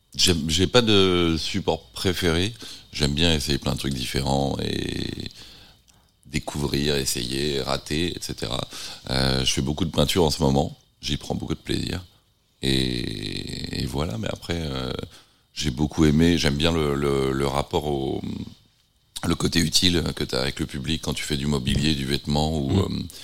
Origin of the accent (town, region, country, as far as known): Nantes, Pays de la Loire, France; born or raised there; moved away; also born or lived in London / San Francisco